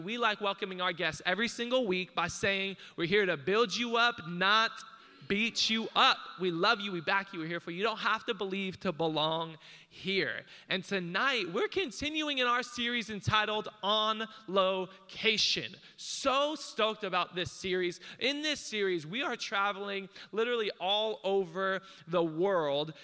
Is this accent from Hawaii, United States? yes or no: yes; Hawaii, United States; I'm Hawaiian